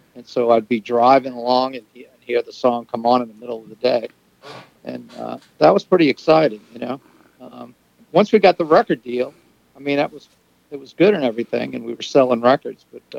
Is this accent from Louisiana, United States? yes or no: yes; New Orleans, Louisiana, United States; moved away as an adult; now in New York, United States; Yeah, we're from New Orleans.